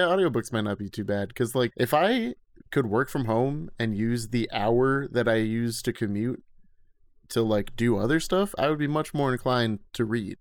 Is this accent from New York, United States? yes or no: yes; Schenectady, New York, United States; I grew up in Schenectady, New York with Colin, Chowder, and Matt